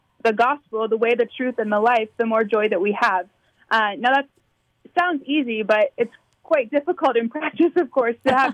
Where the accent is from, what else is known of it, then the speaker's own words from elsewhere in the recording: Maryland, United States; moved away as an adult; now in Amarillo, United States; I grew up in Maryland